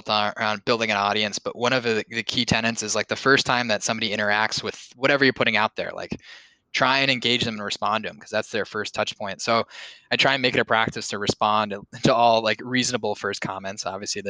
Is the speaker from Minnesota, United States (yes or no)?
yes; Bloomington, Minnesota, United States; moved away as an adult; also born or lived in Bozeman, Montana; now in Boston, United States; I grew up in Bloomington, Minnesota, which is home of Mall of America